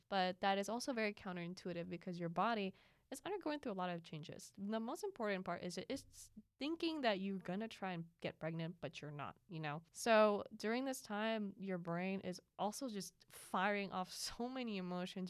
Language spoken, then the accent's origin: English; Philippines; now in United States; growing up in the Philippines